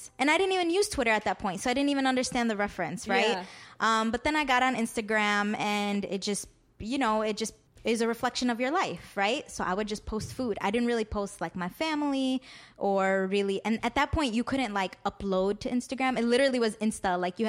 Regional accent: Chicago, Illinois, United States; I grew up around the West Lawn, Marquette Park area. 63rd was a constant in our lives.

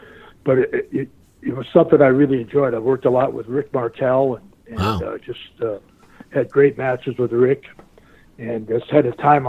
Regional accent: Minnesota, United States; moved away; also born or lived in Western Connecticut; he knew I was from Minnesota

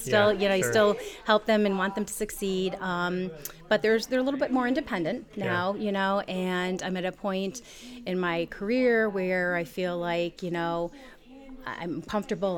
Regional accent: Endicott, New York, United States; also born or lived in Utica, New York; I basically grew up in the Binghamton area, lived in Endicott pretty much all of my life

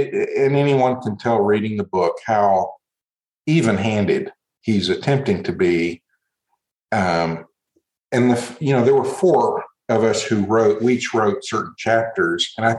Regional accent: Brazil; I grew up in Brazil, and the word culto is the word for worship.

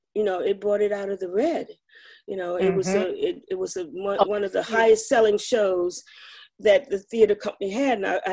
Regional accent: Madison County, Virginia, United States; I was raised in Madison County, a rural county in the foot of the Blue Ridge Mountains, mm-hmm. and I went to a predominantly white high school.

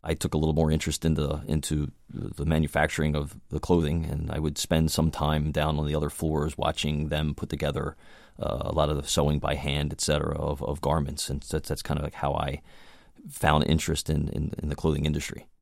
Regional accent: Baltimore, Maryland, United States; I grew up in Baltimore, Maryland

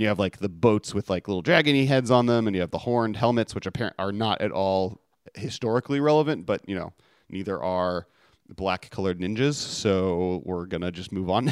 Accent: Los Angeles, California, United States; my hometown of Los Angeles

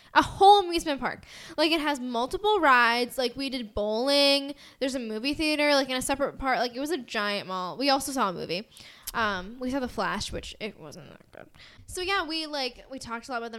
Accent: United States; accent: American; my American white girl accent

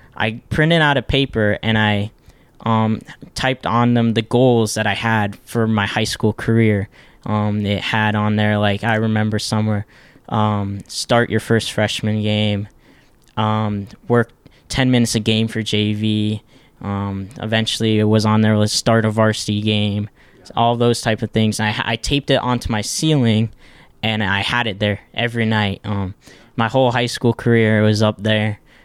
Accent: Ohio, United States; originally we're not from Ohio. We moved here, um, about, eh, when I was in fifth grade

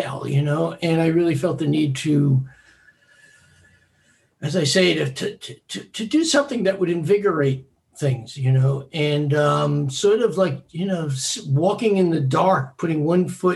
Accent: New York City, New York, United States; I was born on Staten Island and I'm still here

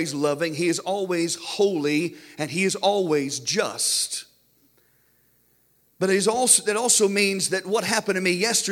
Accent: United States; we as American Christians are spoiled.

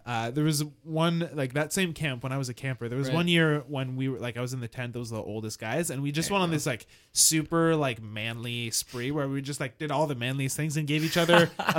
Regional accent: United States; I'm American.

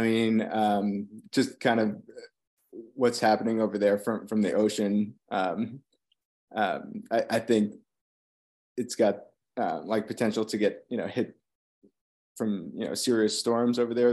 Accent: Long Island, New York, United States; now in Virginia, United States; growing up on Long Island

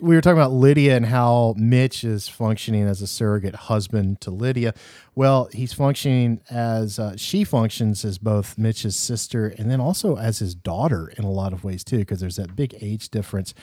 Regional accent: the South, United States; I'm from the South

